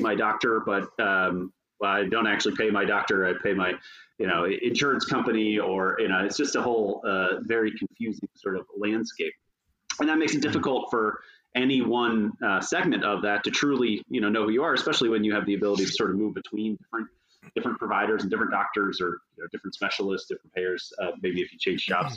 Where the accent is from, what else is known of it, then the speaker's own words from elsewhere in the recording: Tampa, Florida, United States; moved away as an adult; also born or lived in North Carolina; I grew up in Florida. I spent the majority of that time in Tampa.